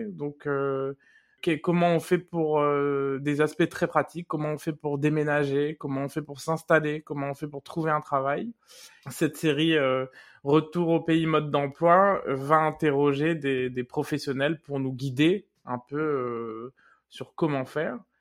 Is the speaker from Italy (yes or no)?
no; Réunion; moved away as an adult; je suis parti maintenant il y a 15 ans et j'ai pu aussi euh, euh, construire des amitiés très fortes, euh, mmh des réunionnais notamment, qui sont restés dans ma vie depuis la réunion